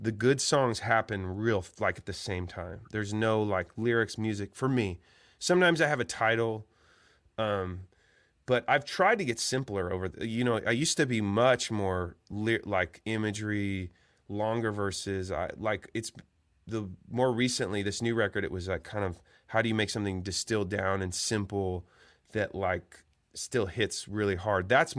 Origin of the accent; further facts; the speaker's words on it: Eugene, Oregon, United States; I think it's more interesting to talk about that in the way that I grew up in Eugene, Oregon.